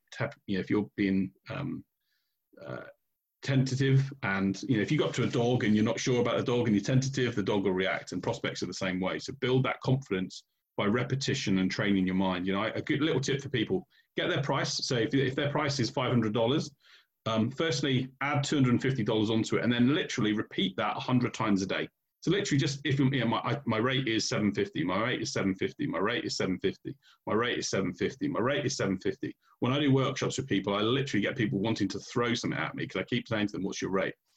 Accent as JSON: {"language": "English", "country": "United Kingdom", "said": "we're British here"}